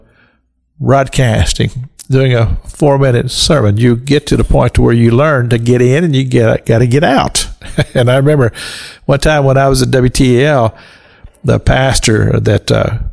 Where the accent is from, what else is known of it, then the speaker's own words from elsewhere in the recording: Kentucky, United States; we grew up in the Christian church in Kentucky